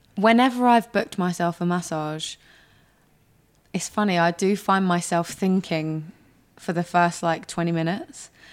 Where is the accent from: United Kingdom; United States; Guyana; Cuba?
United Kingdom; London; I'm a girl from North London